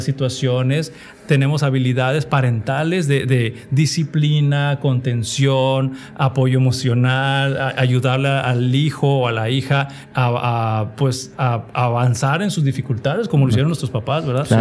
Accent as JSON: {"language": "Spanish", "country": "Mexico", "said": "como sociedad mexicana, como adventistas o como cristianos"}